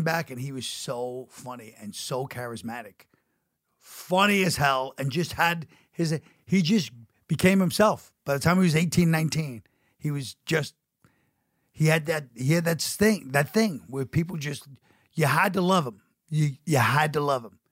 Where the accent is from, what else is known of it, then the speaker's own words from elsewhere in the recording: New York City, New York, United States; I'm from Brooklyn